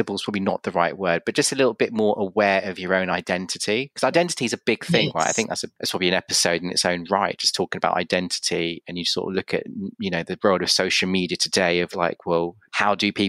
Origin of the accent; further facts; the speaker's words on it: United Kingdom; And so, you know, I'm as British as you, you know?